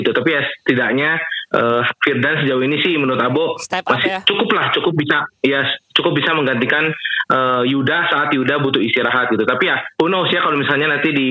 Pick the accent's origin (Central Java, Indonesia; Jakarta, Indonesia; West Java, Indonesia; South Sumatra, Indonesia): West Java, Indonesia; Bandung; sebagai orang Bandung ya pasti kita mengharapkan yang terbaik untuk Prawira